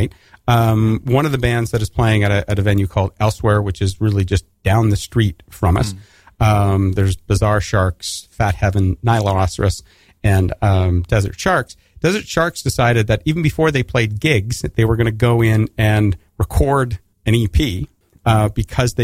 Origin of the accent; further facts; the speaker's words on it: Alberta, Canada; moved away; if you can't tell from my accent, I'm Canadian, and I grew up in Alberta